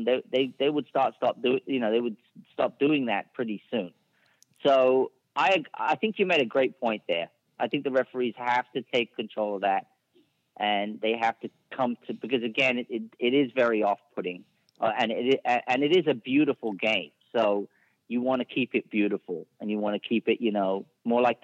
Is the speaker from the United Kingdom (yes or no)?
yes; England, United Kingdom; I'm from England